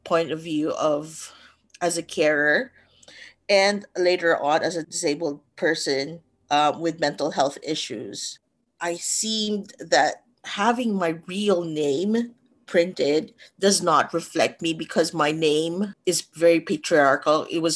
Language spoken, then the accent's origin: English; Manila, Metro Manila, Philippines; moved away; I was born in the middle of that densely populated city, probably three generations of, they call it Manileños, really born and raised in the heart of the city